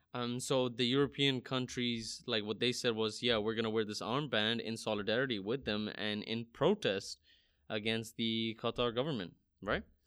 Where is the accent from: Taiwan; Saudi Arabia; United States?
Saudi Arabia; I grew up in Saudi Arabia